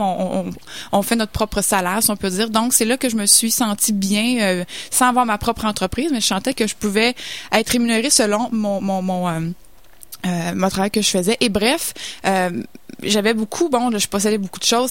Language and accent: French; Saint-Hyacinthe, Quebec, Canada; je viens de Sainte-Hyacinthe, donc une petite ville